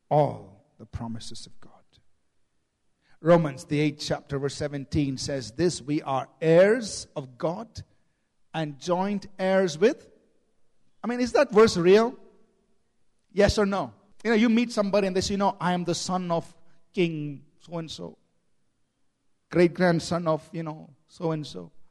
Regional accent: Chennai, Tamil Nadu, India; born there; My, I was born in Chennai and my mother's from Tamil Nadu.

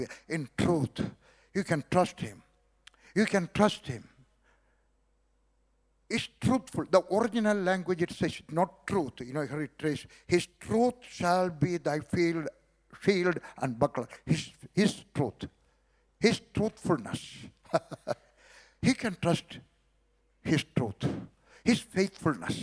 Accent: South India, India; also born or lived in Kerala / Punjab / Kashmir; now in Delhi, India; I was born in South India

